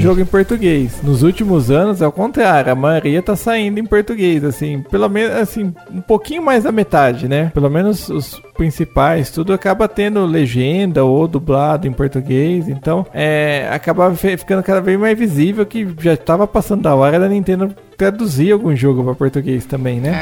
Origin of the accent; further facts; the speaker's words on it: Brazil; a gente é brasileiro